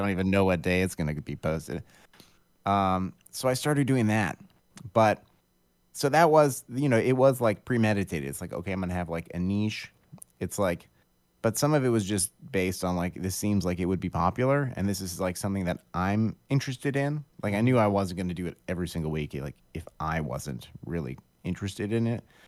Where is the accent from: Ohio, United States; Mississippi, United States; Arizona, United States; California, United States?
Ohio, United States; Akron; also born or lived in Oberlin, Ohio / Cleveland, Ohio; I'm from Akron, Ohio, originally. And I grew up in Akron